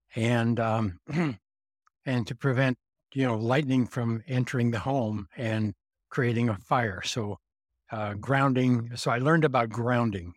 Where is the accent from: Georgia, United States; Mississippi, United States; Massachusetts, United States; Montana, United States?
Montana, United States; I grew up in Montana